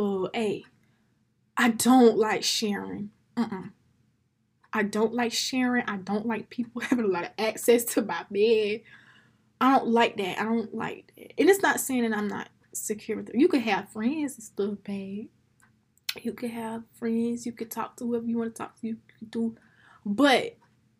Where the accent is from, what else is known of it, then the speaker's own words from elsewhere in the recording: United States; as an American black woman